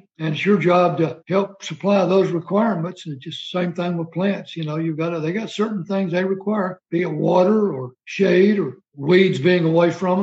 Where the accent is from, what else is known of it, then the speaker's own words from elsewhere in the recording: Alabama, United States; moved away as an adult; also born or lived in Germany / Maryland; growing up in Alabama